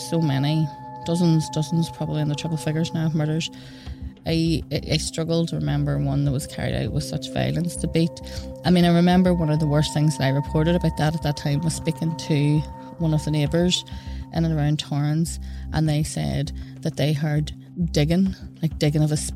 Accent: Belfast, Northern Ireland, United Kingdom; I'm from West Belfast

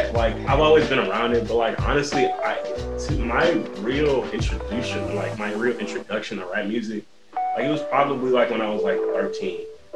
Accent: St. Louis, Missouri, United States; I'm from St. Louis, born and raised in the area.

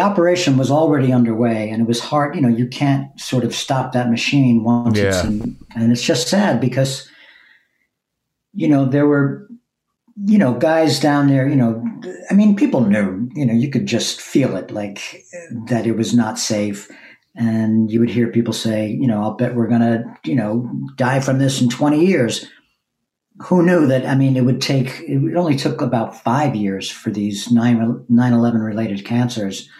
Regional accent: Long Island, New York, United States; also born or lived in Brooklyn, New York / East Village, New York; I was born in Brooklyn, and then we moved to Long Island when I was eight. So I spent my real formative years in Long Island

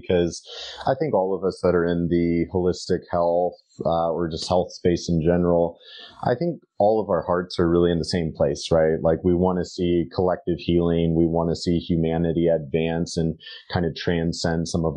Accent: United States; speaking as an American

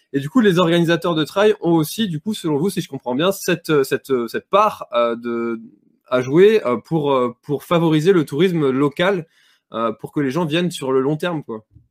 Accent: Brittany, France; chez nous en Bretagne

